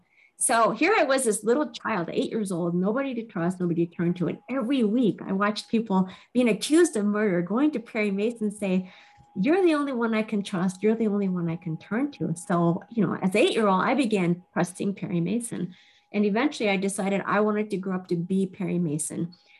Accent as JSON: {"language": "English", "country": "Japan", "tie": "born there", "said": "I started out as half Japanese, and I was born in Japan. And my father was a Caucasian. My mother was Japanese. And I lived with my grandmother my first 5 years."}